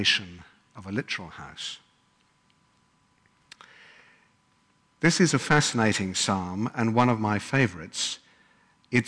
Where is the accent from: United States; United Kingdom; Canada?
United Kingdom; England; moved away; as you can probably tell, I come from England.